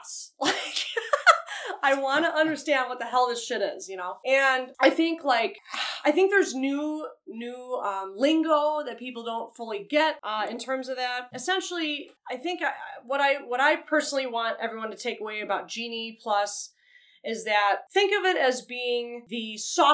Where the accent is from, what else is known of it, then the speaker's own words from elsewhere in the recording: Chicago, Illinois, United States; we are from Chicago